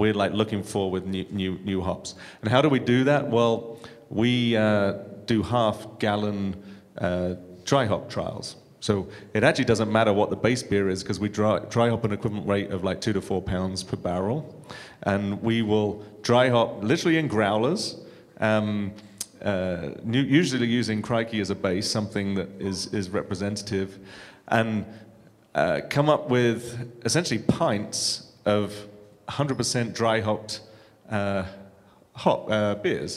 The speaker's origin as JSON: {"language": "English", "country": "United Kingdom", "moved": "yes", "said": "being a Brit"}